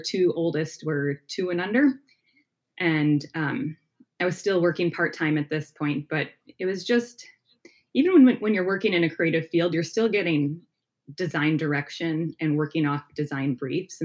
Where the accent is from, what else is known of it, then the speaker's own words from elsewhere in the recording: outside of Milwaukee, Wisconsin, United States; Wisconsin, yeah. Right outside of Milwaukee area.